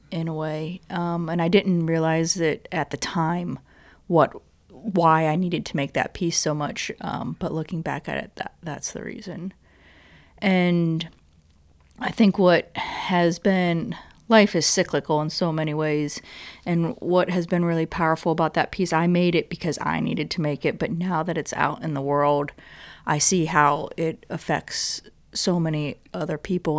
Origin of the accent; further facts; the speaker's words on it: Ohio, United States; moved away as an adult; now in Richmond, United States; I grew up in Ohio